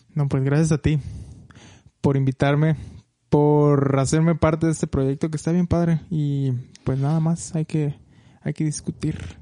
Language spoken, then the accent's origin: Spanish; Michoacán, Mexico; moved away as an adult; now in United States; soy mexicano, obviamente, de Michoacán, de por la parte centro del país. Y pues nada, allá estudié, allá me crié, allá tuve toda mi vida